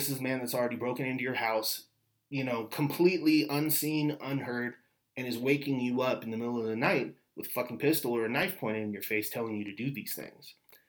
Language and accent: English; San Francisco, California, United States; also born or lived in Walnut Creek, California; I'm a native Californian. I'm originally from San Francisco. I lived briefly for about a year in an area that was affected by these killings. In the small town of Walnut Creek, it's a suburb.